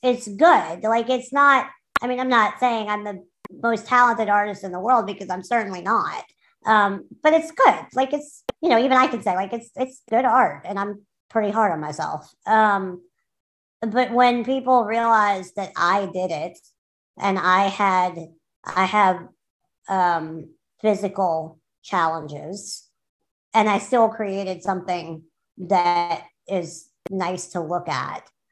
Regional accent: New Orleans, Louisiana, United States; I grew up in New Orleans

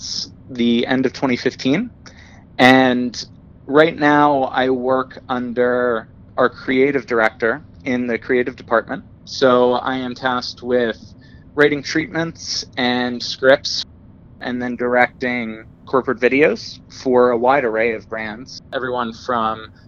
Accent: Pittsburgh, Pennsylvania, United States; moved away as an adult; also born or lived in New York / Los Angeles; now in California, United States; I grew up in Pittsburgh

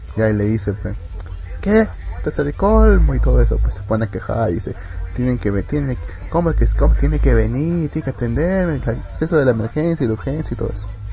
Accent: Peru; soy peruano

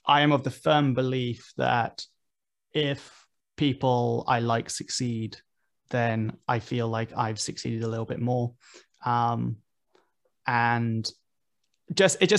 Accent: United Kingdom; as a British rapper

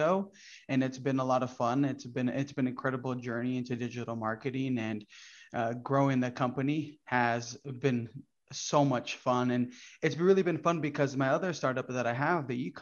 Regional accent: Brazil; first language Portuguese; English is a second language; also born or lived in Orlando, Florida; now in United States; I came from Brazil. My whole family migrated from Brazil and we came here

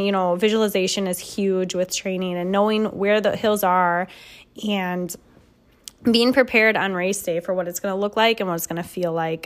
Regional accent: Midwest, United States; we're from the Midwest here, so we don't have a lot of hills

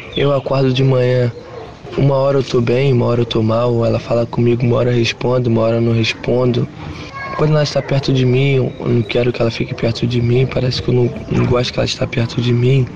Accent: São João de Meriti, Rio de Janeiro, Brazil; Eu sou de São João de Meriti, da Baixada Fluminense

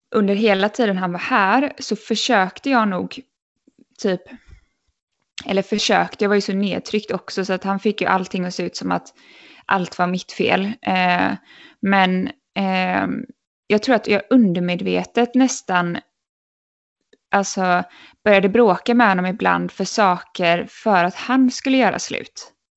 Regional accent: Sweden; moved away as an adult; min lillebror var väldigt sjuk hemma i Sverige

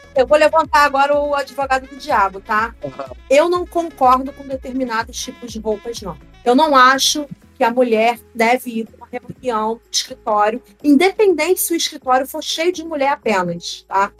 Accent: Rio de Janeiro, Brazil; also born or lived in Pernambuco; Eu me criei no Rio

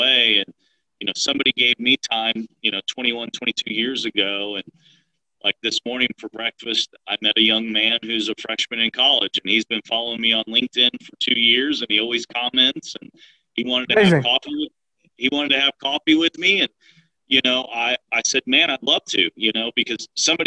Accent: deep South Texas, United States; moved away as an adult; now in Dallas-Fort Worth, United States; I'm from a tiny, tiny town in deep South Texas. I grew up 5 miles from the Mexican border

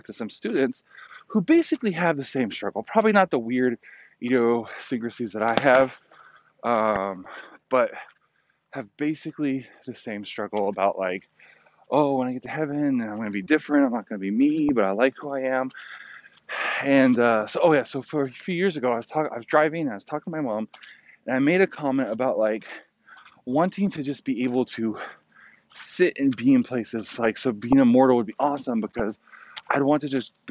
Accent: California, United States; also born or lived in Virginia / upstate New York; now in New York, United States; I grew up in California, all over California, you know, Northern, Central, and Southern California

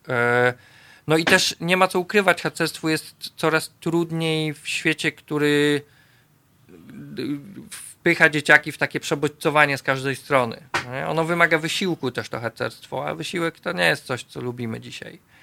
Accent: Poznań, Greater Poland, Poland; ja jestem z Łazarza na przykład, z Poznania, dzielnicy, która długo uchodziła za dosyć biedną

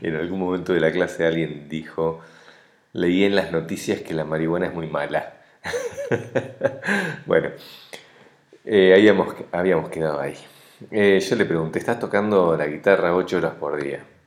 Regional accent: Argentina; now in Uruguay; como argentino callado

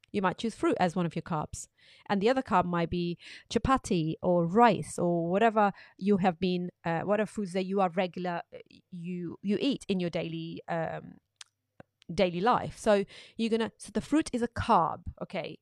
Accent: Pakistan; moved away; when I was growing up in Pakistan

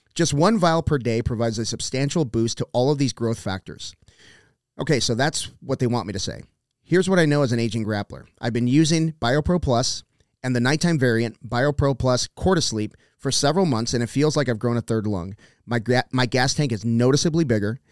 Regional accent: South Texas, United States; I grew up, I grew up in, in South Texas where you can just wander off into the woods.

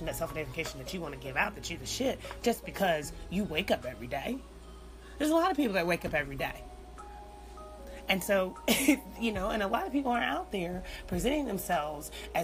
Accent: United States; we're Americans.

